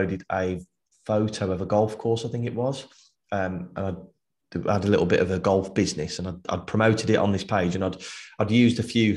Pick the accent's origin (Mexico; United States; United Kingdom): United Kingdom; as British people